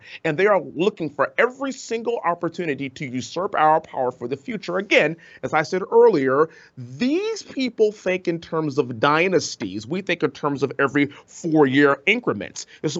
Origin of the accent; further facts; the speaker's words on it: Houston, Texas, United States; my hometown of Houston, Texas